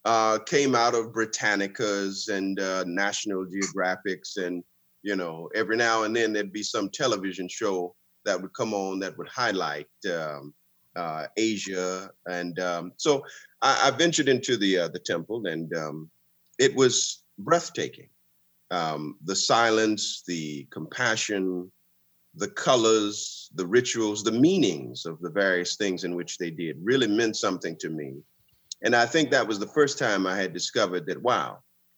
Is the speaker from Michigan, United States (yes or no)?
no; West Palm Beach, Florida, United States; I was born and raised in West Palm Beach